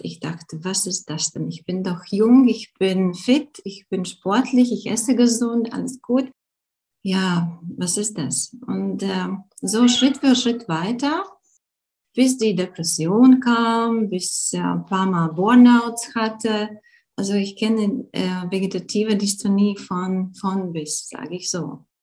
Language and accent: German; Latvia; German is a second language; moved away as an adult; now in Germany; bin Lettin, wirklich. Ich bin in Lettland geboren, aber schon seit, hm, ja, schon seit äh, zehn Jahren lebe ich in Deutschland